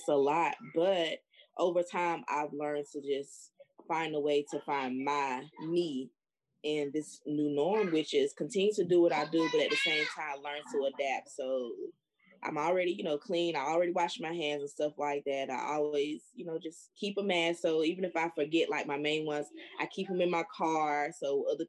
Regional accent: North Carolina, United States; my hometown, it's a hot spot. Like, it's a very small place, the county, but the freaking entire county is a red spot in North Carolina

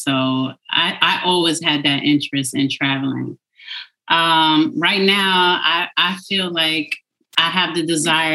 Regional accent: New York City, New York, United States; moved away as an adult; also born or lived in Queens; now in White Plains, United States; I'm from Brooklyn. Born and raised in Brooklyn

